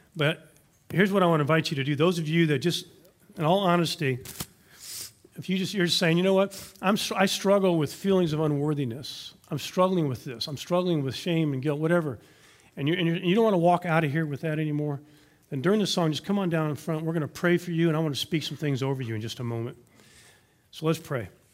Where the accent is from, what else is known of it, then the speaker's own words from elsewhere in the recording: Louisiana, United States; now in Texas, United States; Louisiana is where I went to high school